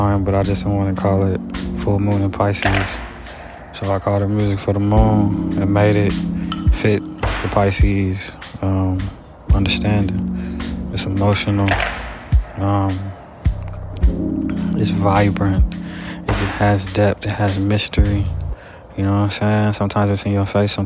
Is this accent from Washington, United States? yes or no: no; Dayton, Ohio, United States; now in Los Angeles, United States; I'm from Ohio. I'm from Dayton, Ohio